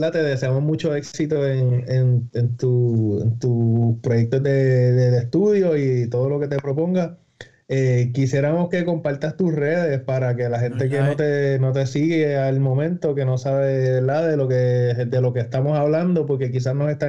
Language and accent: Spanish; Puerto Rico; moved away; pues somos puertorriqueños